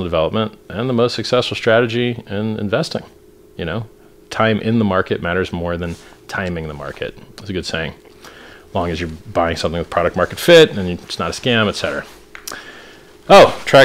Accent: Florida, United States; I'm from Florida

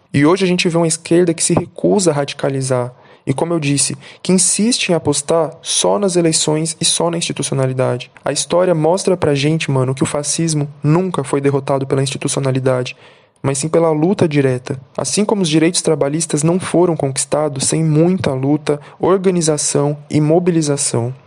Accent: São Paulo, Brazil; now in Guarulhos, Brazil; sou cria da Brasilândia, zona norte de São Paulo, e atual morador de Guarulhos

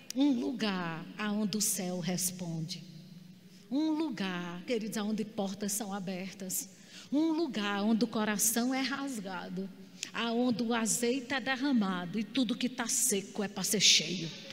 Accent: Campina Grande, Paraíba, Brazil; accent: Paraíba accent (sotaque paraibano); uma mulher do interior da Paraíba, nascida em Campina Grande. Ele não sabia que o sotaque paraibano era esse sotaque arrastado

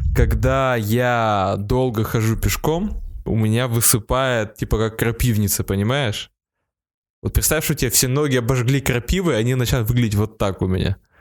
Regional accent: Perm, Perm Krai, Russia; Я из Перми

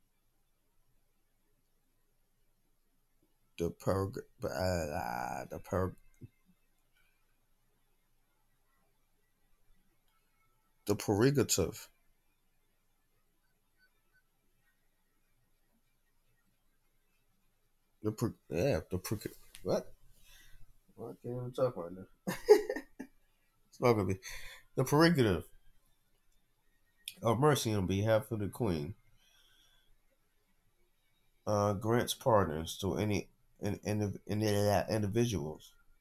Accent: Jamaica; being a Jamaican

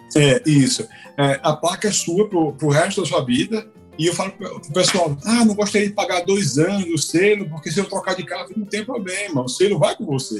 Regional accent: Brazil; moved away; quando eu voltei para o Brasil a primeira vez, depois de um longo tempo morando fora

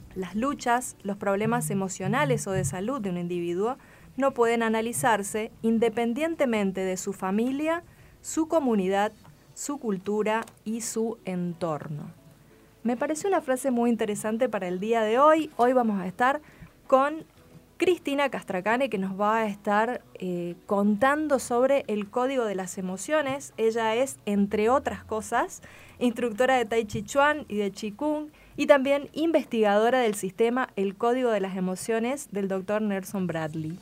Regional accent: Espeña, Chaco, Argentina; Espeña, mi pueblo

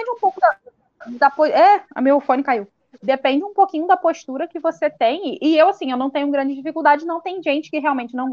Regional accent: Casimiro de Abreu, Rio de Janeiro, Brazil; Sou de Casimiro de Abreu, é no Rio de Janeiro, é no interior. Fica na região dos lagos.

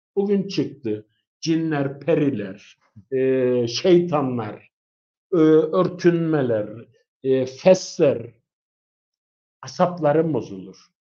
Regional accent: Cyprus; bir Kıbrıslı olarak

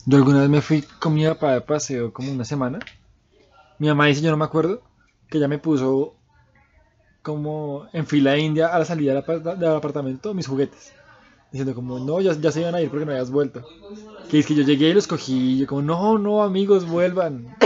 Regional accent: Colombia

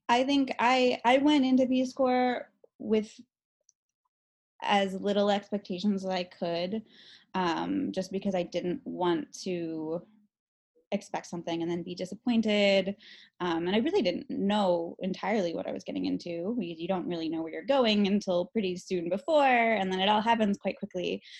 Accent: Chicago, Illinois, United States; also born or lived in Guatemala; Um, I am from Chicago, although I did go to um, junior high and high school in the south suburbs.

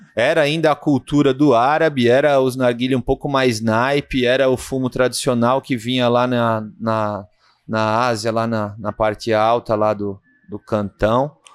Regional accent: Brazil; a gente é brasileiro

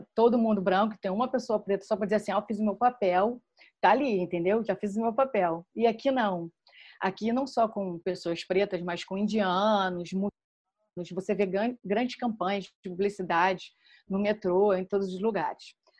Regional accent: Rio de Janeiro, Brazil; moved away as an adult; now in London, United Kingdom; eu sou carioca, sou assistente social, sou do subúrbio do Rio de Janeiro e hoje eu moro em Londres

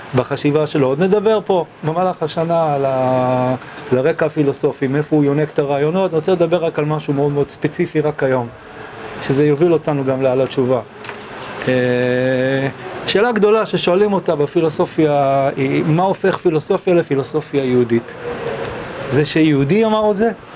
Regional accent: Israel; also born or lived in New York, United States; אני נולדתי בניו יורק, עליתי ארצה כשהייתי בן שבע

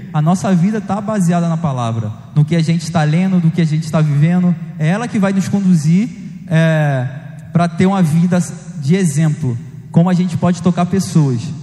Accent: Rio de Janeiro, Brazil; eu cresci em Beto Ribeiro, eu tinha uns amigos que jogavam bola, soltava pipa, quando eu era mais novo

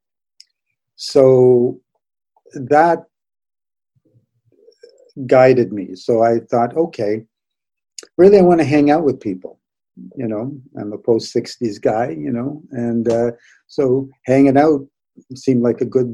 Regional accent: Toronto, Ontario, Canada; also born or lived in Saskatoon, Saskatchewan; Moved to Toronto when I was 7

